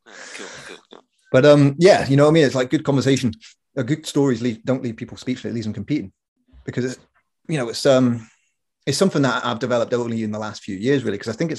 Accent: Corby, East Midlands, United Kingdom; We grew up in Corby, where you kind of had to have a thick skin.

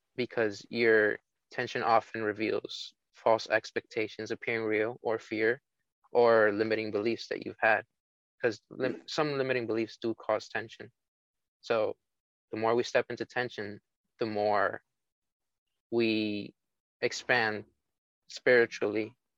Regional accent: New York City, New York, United States

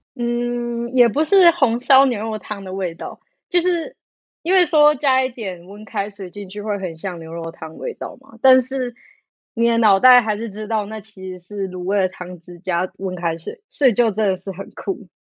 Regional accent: Tainan, Taiwan; moved away as an adult; now in Changhua, Taiwan; 我是台南人

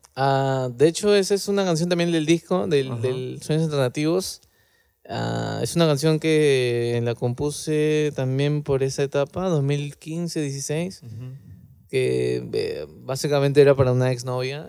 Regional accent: Lima, Peru; nosotros somos de Lima

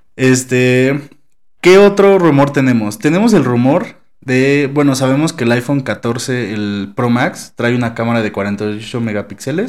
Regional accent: Mexico

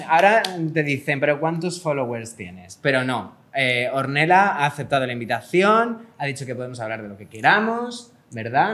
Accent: Spain

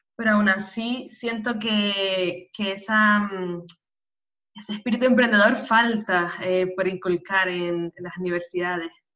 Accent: Canary Islands, Spain; nacida en Canarias

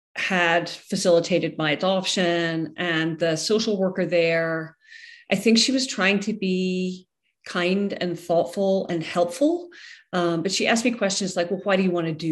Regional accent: Scotland, United Kingdom; also born or lived in Ireland; now in United States; I'm originally from Scotland

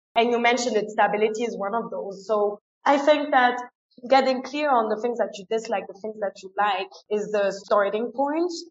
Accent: France; first language French and German; English is a second language; moved away as an adult; also born or lived in England; now in Ecuador; I was born and raised in France, but I went to a German school. So I grew up with both languages.

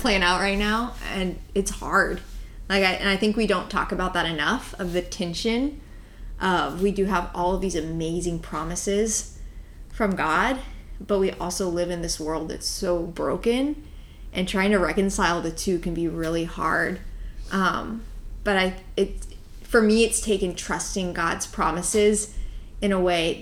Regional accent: Tennessee, United States; now in Florida, United States; I am from Tennessee

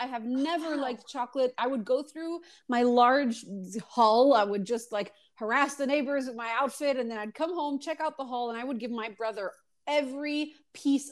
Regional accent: Montreal, Quebec, Canada; I grew up in Montreal

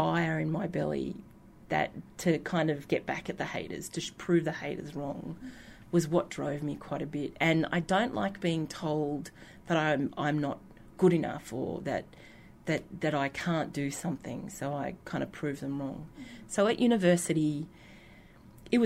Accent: Australia; accent: yobbo; my yobbo accent

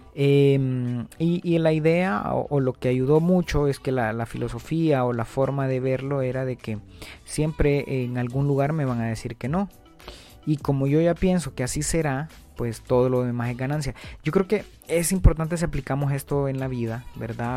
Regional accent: Honduras

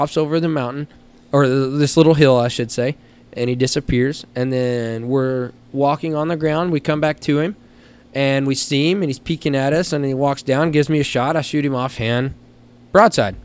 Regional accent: Knox City, Texas, United States; coming from Knox City, Texas high school, go Greyhounds.

